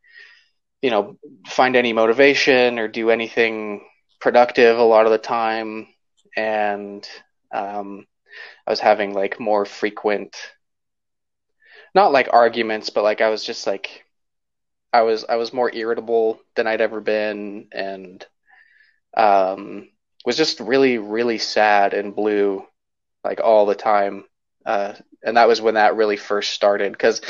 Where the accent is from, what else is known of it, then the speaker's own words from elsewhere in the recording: Salt Lake City, Utah, United States; I was born in Salt Lake City and grew up in the Sugar House area my whole life, really close to Highland High School